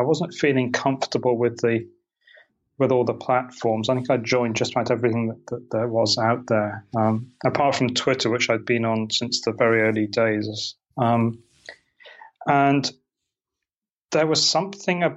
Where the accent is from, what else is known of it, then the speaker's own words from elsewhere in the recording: United Kingdom; moved away as an adult; also born or lived in Portland, United States; now in Maui, United States; You can probably hear from my accent. That's not where I'm originally from. I'm originally from Britain.